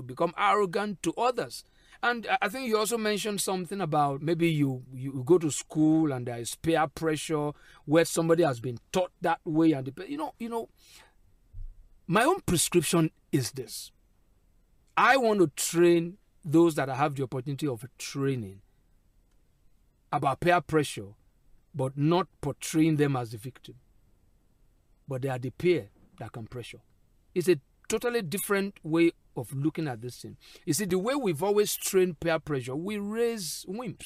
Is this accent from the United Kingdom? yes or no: no; Ijaw area, Nigeria; my Ijo-ness